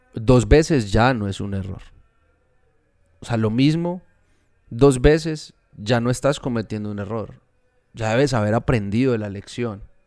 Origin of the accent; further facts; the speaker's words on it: Medellín, Antioquia, Colombia; Nosotros somos de Medellín. Acá es muy común la palabra culicagao